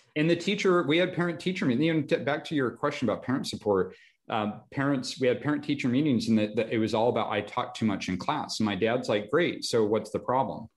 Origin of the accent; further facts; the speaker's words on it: Reno, Nevada, United States; also born or lived in Los Angeles; born and raised in Reno, Nevada